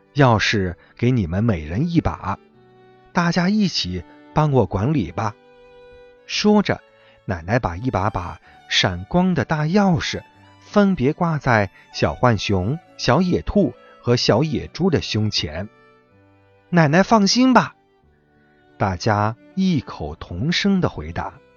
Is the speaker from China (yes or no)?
yes; Chengdu, Sichuan, China; 我来自成都